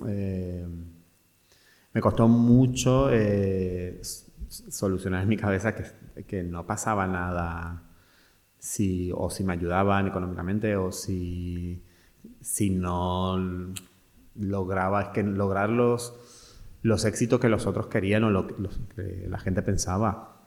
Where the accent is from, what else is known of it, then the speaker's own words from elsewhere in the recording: Mendoza, Argentina; moved away as an adult; also born or lived in Buenos Aires, Argentina; now in Spain; yo vengo de una provincia, que son a 1500 kilómetros de Buenos Aires, de Mendoza